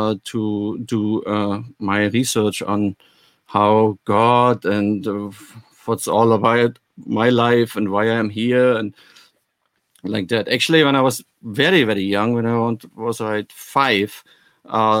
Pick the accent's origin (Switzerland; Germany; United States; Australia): Germany; moved away; also born or lived in West Berlin; I'm coming actually from the East